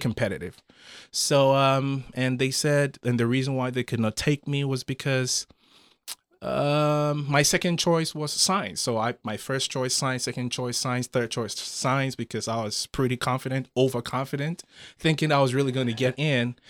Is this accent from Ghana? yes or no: yes; Ghana; moved away as an adult; also born or lived in Saarbrücken, Germany; I grew up in Ghana.